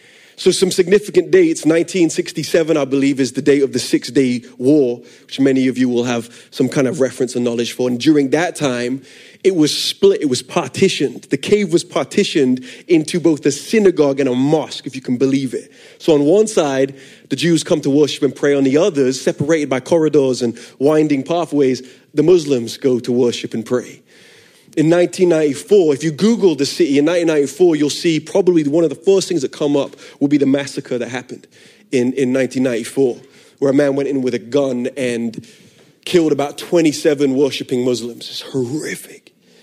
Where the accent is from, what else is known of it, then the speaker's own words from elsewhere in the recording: London, United Kingdom; accent: funky; I'm from London originally. I moved around a lot. I'm a missionary kid, which is where the funky accent comes from.